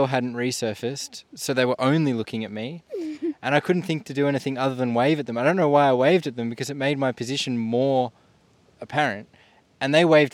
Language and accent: English; Melbourne, Victoria, Australia; now in Tasmania, Australia; I'm originally from Melbourne, Victoria